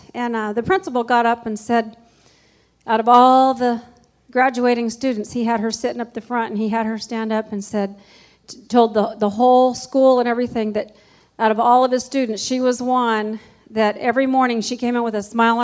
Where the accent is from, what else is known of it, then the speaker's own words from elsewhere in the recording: California, United States; now in Dayton, United States; I grew up in California